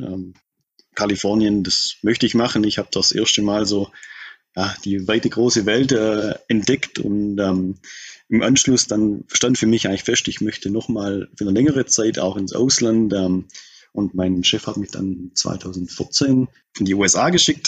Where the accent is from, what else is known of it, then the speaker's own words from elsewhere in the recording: Bad Saulgau, Baden-Württemberg, Germany; moved away as an adult; also born or lived in Australia; man hört es im Dialekt, ich komme hier aus der Gegend, ich bin hier tief verwurzelt